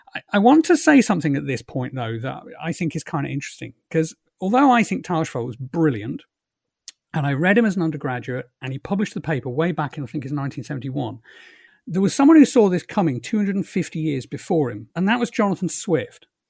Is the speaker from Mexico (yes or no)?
no; England, United Kingdom; moved away as an adult; also born or lived in London; now in Ireland; I've just past twenty years as a guy who was brought up in England and was English